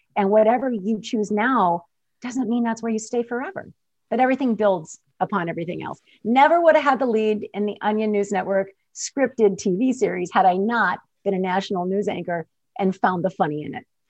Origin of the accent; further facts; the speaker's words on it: Michigan, United States; moved away as an adult; also born or lived in Albuquerque, New Mexico; growing up in Michigan